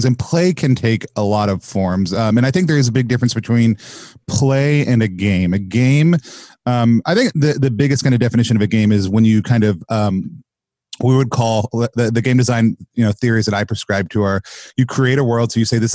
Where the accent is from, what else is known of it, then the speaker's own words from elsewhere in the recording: Texas, United States; I grew up calling it in Texas